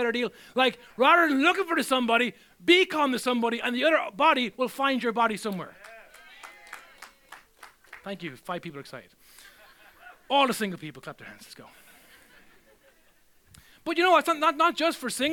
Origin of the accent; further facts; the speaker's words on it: Ireland; I'm still Irish wherever I go